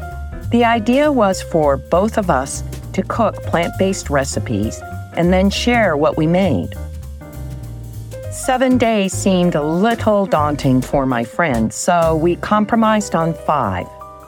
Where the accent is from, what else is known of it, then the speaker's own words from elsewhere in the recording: South Dartmouth, Massachusetts, United States; my childhood friend since fourth grade and from growing up in South Dartmouth, Massachusetts.